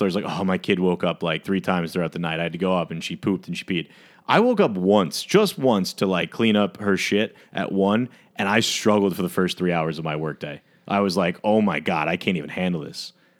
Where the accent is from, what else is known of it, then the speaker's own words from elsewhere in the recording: Alabama, United States; I'm from Alabama and I was a pageant show.